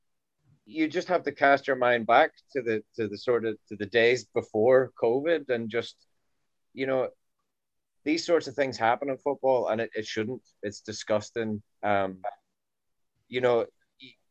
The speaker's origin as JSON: {"language": "English", "region": "Northern Ireland", "country": "United Kingdom", "moved": "yes", "said": "I come from Northern Ireland"}